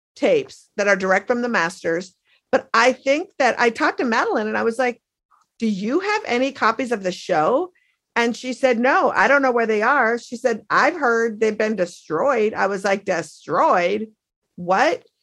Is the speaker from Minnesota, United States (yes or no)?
yes; Minneapolis, Minnesota, United States; now in Brooklyn, United States; my hometown of Minneapolis